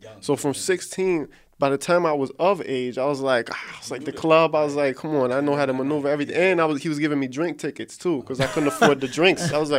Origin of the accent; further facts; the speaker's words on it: New York City, New York, United States; growing up in New York